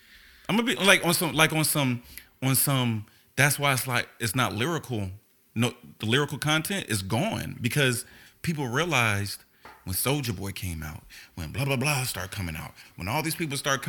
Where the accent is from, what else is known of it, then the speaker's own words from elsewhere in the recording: the South, United States; And, you know, I was raised in the South, you know what I'm saying?